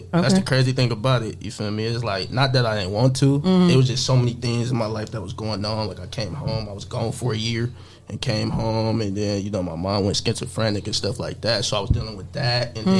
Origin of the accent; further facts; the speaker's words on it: Toledo, Ohio, United States; also born or lived in Covington, Georgia / Bryan, Ohio; here since I was like 3.